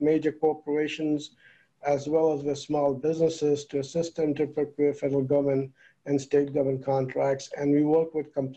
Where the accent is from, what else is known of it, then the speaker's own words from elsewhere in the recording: India; moved away as an adult; now in United States; originally I'm from India, and I'm an attorney from India, but been in the U.S. for a long time, for almost 32 plus years.